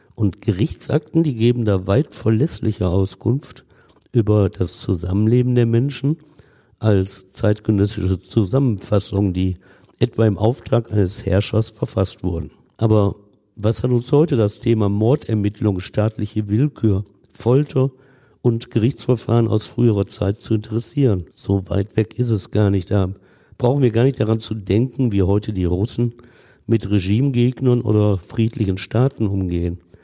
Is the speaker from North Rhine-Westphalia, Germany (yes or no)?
yes; Essen, North Rhine-Westphalia, Germany; In meinem Heimatort Essen-Kupferdreh